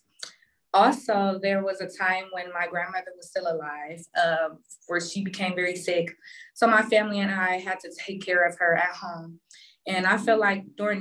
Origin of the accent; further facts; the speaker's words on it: Cleveland, Ohio, United States; Currently, I am from Cleveland, and that's where I started my nursing career.